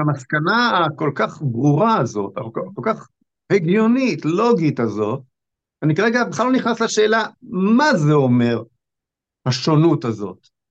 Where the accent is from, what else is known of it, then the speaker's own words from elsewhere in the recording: Israel; אני נולדתי בארץ הזאת, אני כבר בן 61